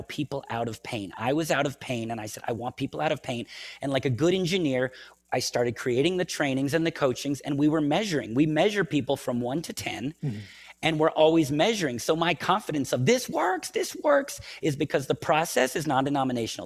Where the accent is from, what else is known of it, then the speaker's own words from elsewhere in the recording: United States; I'm American